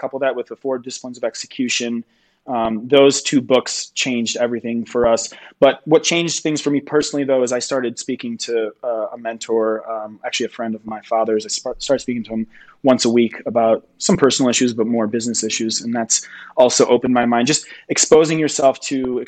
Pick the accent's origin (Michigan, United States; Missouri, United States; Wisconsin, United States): Michigan, United States; now in Denver, United States; I grew up in Michigan, so I kind of like saw all seasons all year